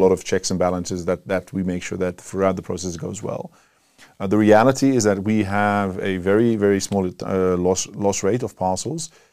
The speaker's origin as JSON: {"language": "English", "country": "Netherlands", "also_born_or_lived": "Cape Town, South Africa", "moved": "as an adult", "lives_now": "South Africa", "said": "We're from the Netherlands."}